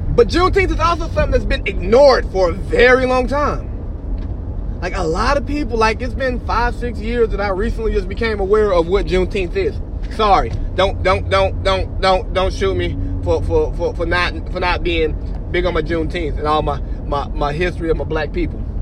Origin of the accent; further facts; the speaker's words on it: Cartersville, Georgia, United States; moved away as an adult; also born or lived in San Diego / Bahrain / Washington, D.C.; now in Monterey, United States; I really feel like a stranger in my hometown. Not that I don't know the people or any of that stuff, but it's just I'm no longer embedded like in the social scene of Cartersville